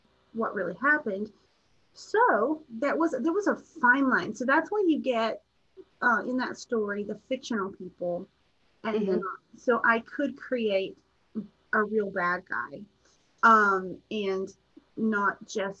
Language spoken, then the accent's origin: English; Appalachia, United States; I'm from Appalachia